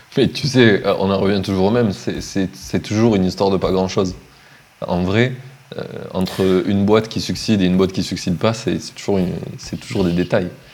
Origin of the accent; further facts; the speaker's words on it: Montpellier, Occitania, France; moved away as an adult; also born or lived in Finland; now in Madeira, Portugal; je viens de Montpellier